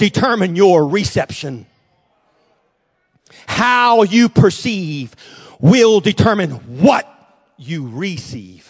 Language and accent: English; Jennings, Louisiana, United States; also born or lived in Texas; I was born in Texas, actually, but was raised in Jennings, Louisiana, and lived almost all of my life in Jennings